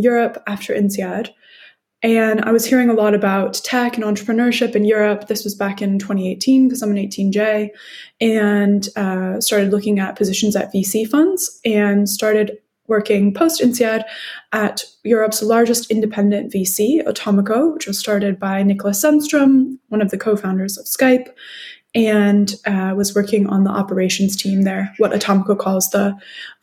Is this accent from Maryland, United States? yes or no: yes; Baltimore, Maryland, United States; moved away as an adult; also born or lived in Tokyo, Japan; So I'm originally from Baltimore, Maryland in the United States, went to university in the United States